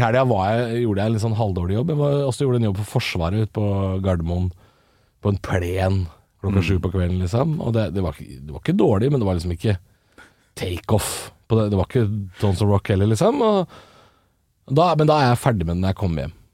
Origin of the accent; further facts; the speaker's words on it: Drammen, Buskerud, Norway; Jeg er fra eller andre siden av byen, men jeg er fra Drammen